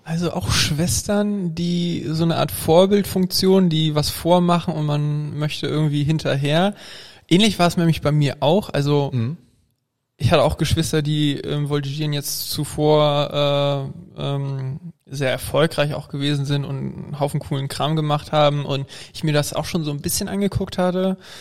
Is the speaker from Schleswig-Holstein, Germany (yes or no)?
yes; Flensburg, Schleswig-Holstein, Germany; Ich komme nämlich aus dem Norden, aus Flensburg